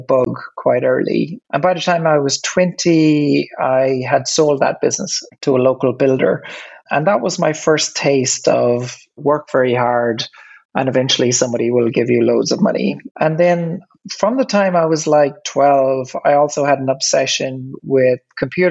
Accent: Ireland; accent: Irish; You can probably hear from my accent that I'm Irish. When I grew up, I guess I grew up on a farm

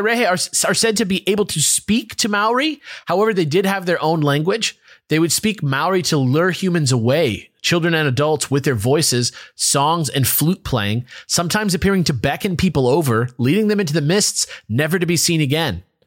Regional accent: United States; as an American

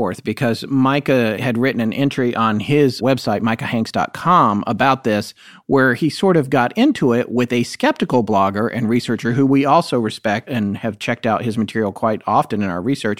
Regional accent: North Carolina, United States; accent: faint accent; moved away; my home state, North Carolina.

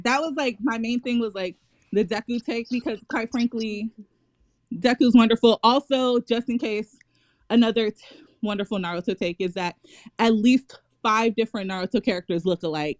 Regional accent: New York, United States; No, I just know. I'm from New York too, so.

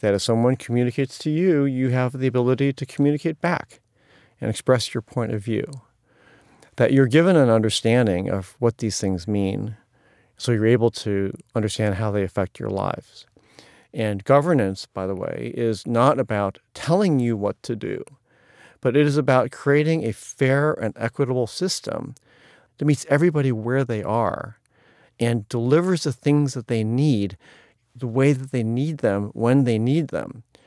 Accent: Ohio, United States; now in New York City, United States; there were lots of challenging issues about growing up in Ohio

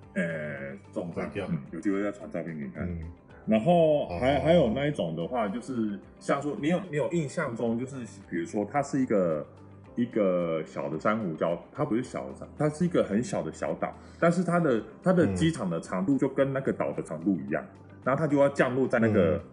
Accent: Taiwan; 然后我台湾人嘛，

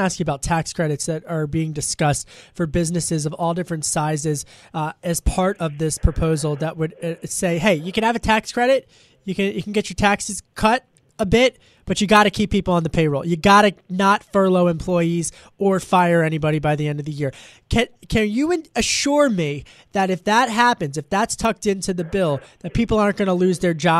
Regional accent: Pennsylvania, United States; Listen, I'm from Delco, so I can wade into this.

